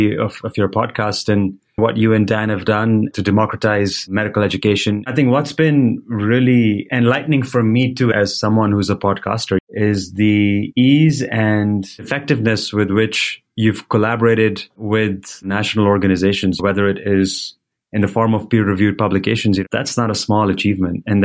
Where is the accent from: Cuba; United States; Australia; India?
India; Delhi; moved away; I was born and raised in Delhi. My family still lives in India